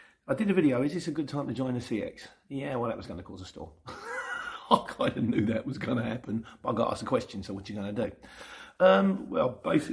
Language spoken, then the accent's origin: English; Luton, East of England, United Kingdom; I was born in Luton